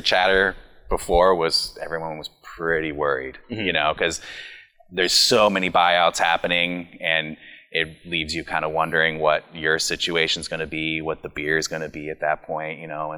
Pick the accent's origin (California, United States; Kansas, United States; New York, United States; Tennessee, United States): California, United States; Los Angeles; also born or lived in Sonoma County; I grew up in Los Angeles